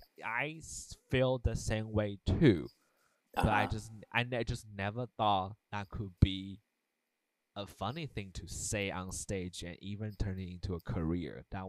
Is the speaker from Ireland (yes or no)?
no; Taiwan; moved away; when I grew up in Taiwan, right? And so we have a lot of like Chinese culture and also a lot of like traditional Asian culture